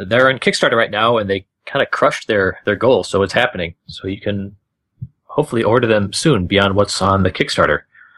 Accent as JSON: {"language": "English", "town": "Minneapolis", "region": "Minnesota", "country": "United States", "tie": "born or raised there", "said": "I'm going to pump up my hometown, which is not Houston. I'm from Minneapolis."}